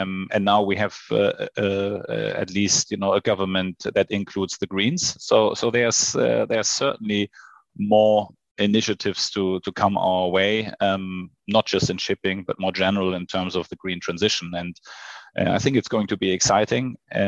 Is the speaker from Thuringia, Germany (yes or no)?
no; Hamburg, Germany; also born or lived in Sydney / Shanghai; So I was born in Hamburg. I grew up in Hamburg. Now I live in Hamburg with my family